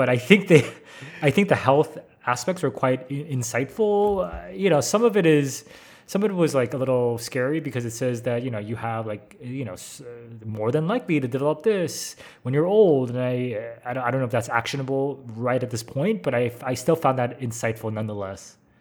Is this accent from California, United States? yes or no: yes; San Francisco, California, United States; moved away; I'm American, grew up in San Francisco, been a California boy all my life